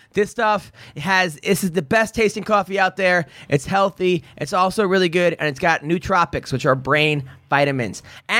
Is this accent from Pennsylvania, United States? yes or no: no; Oceanside, New York, United States; I'm from Oceanside.